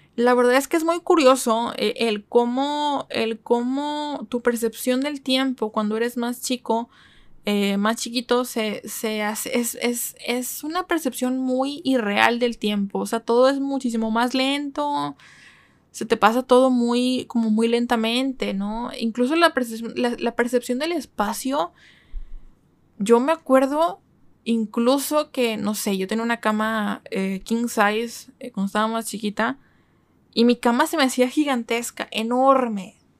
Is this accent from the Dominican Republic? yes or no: no; Mexico; soy mexicana